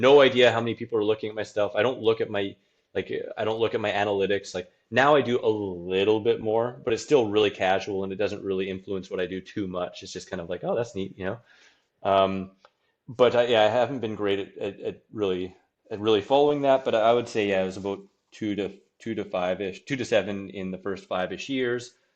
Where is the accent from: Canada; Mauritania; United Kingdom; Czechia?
Canada; Saskatoon, Saskatchewan; my hometown of Saskatchewan, Saskatoon